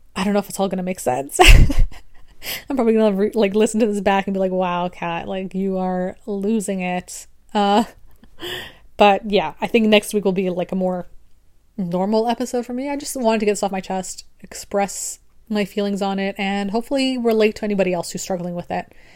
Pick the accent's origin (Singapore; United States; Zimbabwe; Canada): Canada; I'm also Canadian